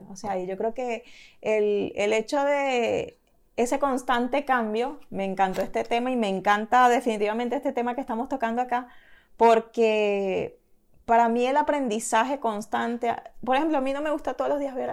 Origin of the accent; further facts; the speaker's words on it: Venezuela; also born or lived in Caracas / Margarita / Puerto La Cruz / Barquisimeto; Yo me crié también, bueno, estando en Venezuela, yo viví en, o sea, yo nací en Caracas, viví en Margarita, luego viví en Puerto La Cruz, luego en Guarena, Guatire, Caracas